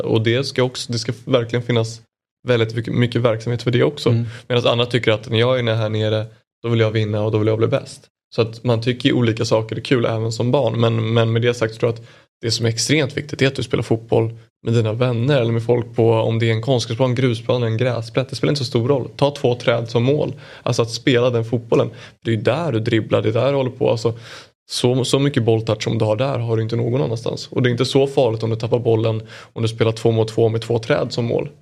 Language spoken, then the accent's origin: Swedish; Åkersberga, Stockholm County, Sweden; also born or lived in Djursholm; jag är från Åkersberga